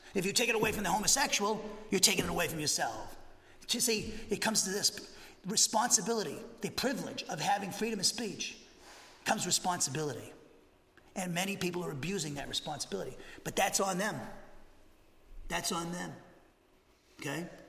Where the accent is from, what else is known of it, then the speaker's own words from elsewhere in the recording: Massachusetts, United States; now in Huntsville, United States; I'm from Massachusetts